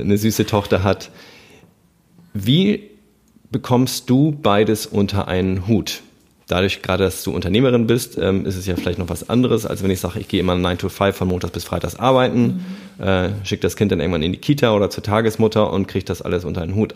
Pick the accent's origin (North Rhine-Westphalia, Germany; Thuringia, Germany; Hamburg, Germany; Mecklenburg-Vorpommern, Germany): Hamburg, Germany; ich komme ja aus Hamburg